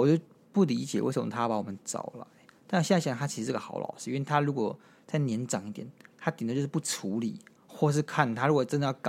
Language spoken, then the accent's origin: Chinese; Taiwan; 为什么？我不是台湾，台湾就是我故乡啊。